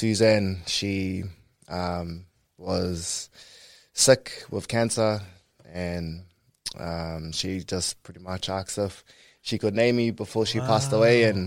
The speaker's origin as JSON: {"language": "English", "region": "Auckland", "country": "New Zealand", "tie": "born or raised there", "said": "I grew up in Kingsland, Mount Albert area"}